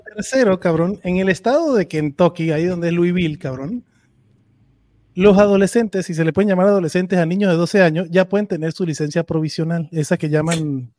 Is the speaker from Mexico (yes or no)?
no; Venezuela; moved away; en mi tierra, o sea, Venezuela